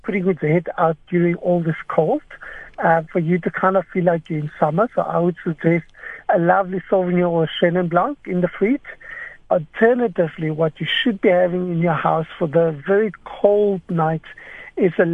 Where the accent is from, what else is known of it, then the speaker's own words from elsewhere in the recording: South Africa; as South African palates